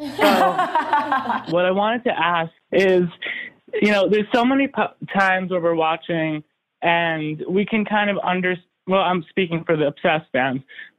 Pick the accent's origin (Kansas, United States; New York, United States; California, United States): New York, United States; New York City; I'm from New York City.